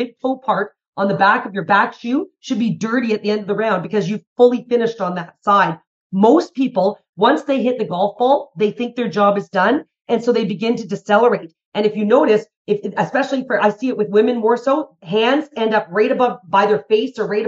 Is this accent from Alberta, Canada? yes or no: yes; Calgary, Alberta, Canada; I'm from Calgary, Alberta, Canada